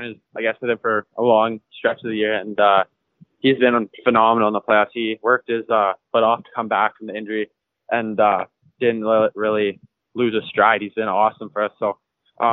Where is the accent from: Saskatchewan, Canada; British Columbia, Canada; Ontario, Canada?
Saskatchewan, Canada; Saskatoon; I'm from Saskatoon, Saskatchewan, so in the prairies.